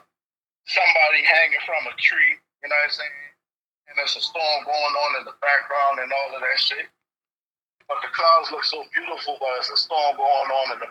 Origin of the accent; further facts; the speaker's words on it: North Charleston, South Carolina, United States; I'm from North Charleston, South Carolina